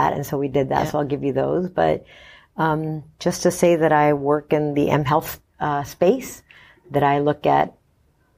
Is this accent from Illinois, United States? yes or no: no; Los Angeles, California, United States; moved away as an adult; also born or lived in Mexico / New Hampshire / Georgia; I'm from Mexico originally, but I grew up mm-hmm. in Los Angeles